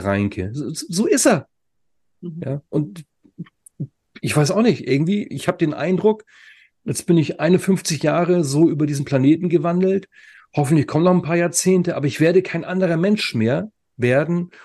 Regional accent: Germany; Bei uns in Deutschland

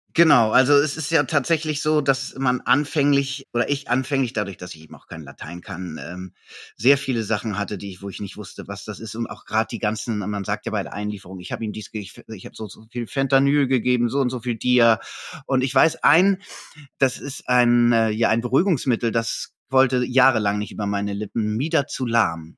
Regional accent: Hamburg, Germany; bei uns in Hamburg

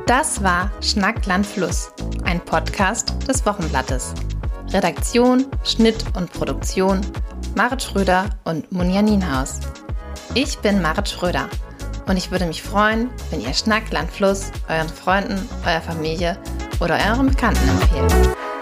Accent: Schleswig-Holstein, Germany; moved away; ich komme ja aus Schleswig-Holstein

